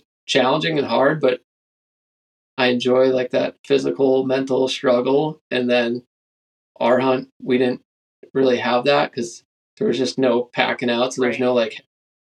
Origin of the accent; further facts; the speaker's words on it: Pennsylvania, United States; moved away as an adult; now in Alaska, United States; growing up in Pennsylvania